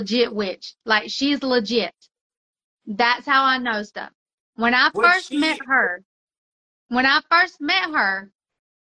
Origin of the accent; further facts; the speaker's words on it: Mexico; moved away; I grew up in Mexico.